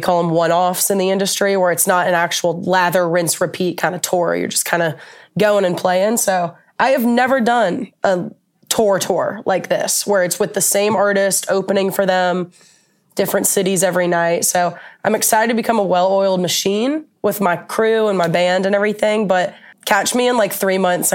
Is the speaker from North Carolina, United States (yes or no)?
no; Atlanta, Georgia, United States; now in Nashville, United States; I'm from Atlanta